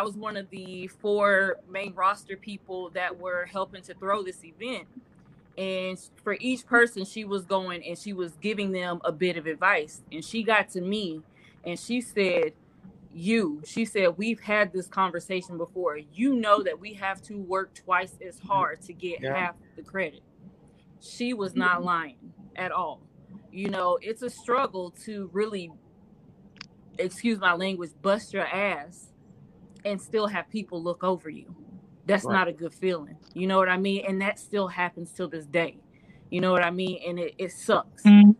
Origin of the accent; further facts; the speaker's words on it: South Carolina, United States; also born or lived in Atlanta; Because I lived in Atlanta in South Carolina, because I'm originally from South Carolina.